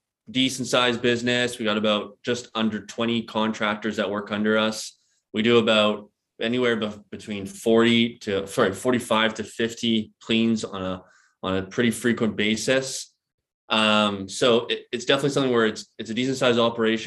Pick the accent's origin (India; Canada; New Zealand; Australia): Canada; British Columbia; moved away as an adult; also born or lived in Philadelphia, United States; my hometown over in British Columbia